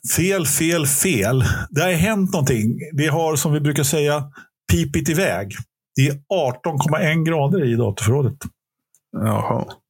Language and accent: Swedish; Stockholm, Stockholm County, Sweden; Jag är, jag är stockholmare i åttonde generationen. Jag är, jag är, född på Söder. Jag är inte riktigt uppväxt på Söder, men jag är uppväxt söder om Söder.